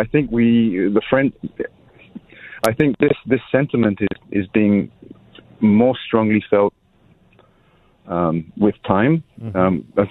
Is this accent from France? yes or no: yes; France; I am French.